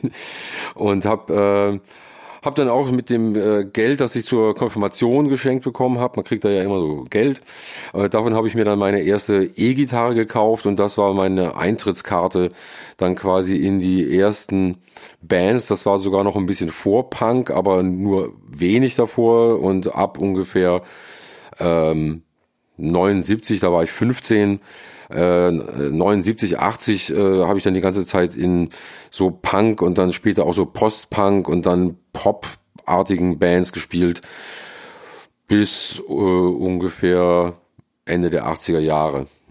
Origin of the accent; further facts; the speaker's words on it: Friedrichshafen, Baden-Württemberg, Germany; also born or lived in Mannheim / Cologne; now in Seoul, South Korea; Ich bin in Mannheim geboren, bin mit acht Jahren an den Bodensee gezogen nach Friedrichshafen